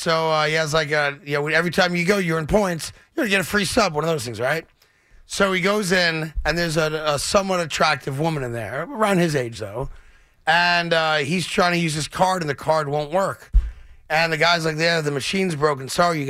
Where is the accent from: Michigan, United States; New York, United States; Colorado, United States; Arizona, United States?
New York, United States; as a New Yorker who appreciates a really good sub.